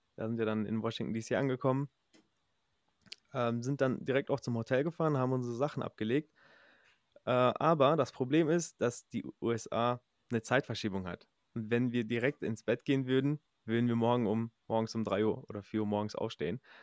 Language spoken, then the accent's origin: German; Recklinghausen, North Rhine-Westphalia, Germany; moved away as an adult; now in United States; ich komme ja ursprünglich aus Recklinghausen, aus der Nähe von äh, NRW